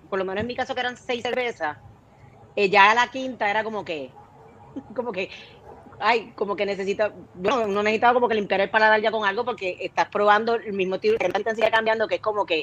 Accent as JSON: {"language": "Spanish", "town": "Monterrey", "region": "Nuevo León", "country": "Mexico", "said": "soy de Monterrey, yo los hice, son pastelillos."}